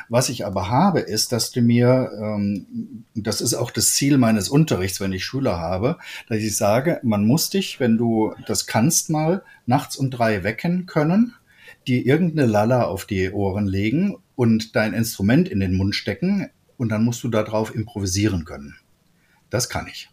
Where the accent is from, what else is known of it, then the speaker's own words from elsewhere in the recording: Trier, Rhineland-Palatinate, Germany; bei uns in Trier, das ist ja nicht der Nabel der Jazzwelt